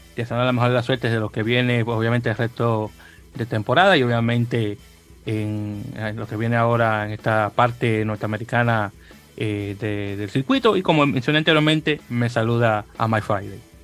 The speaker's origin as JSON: {"language": "Spanish", "country": "Dominican Republic", "moved": "yes", "lives_now": "United States", "said": "yo soy de República Dominicana, aunque ya tengo 20 años viviendo, bueno, 21 años oficial, viviendo aquí en Estados Unidos."}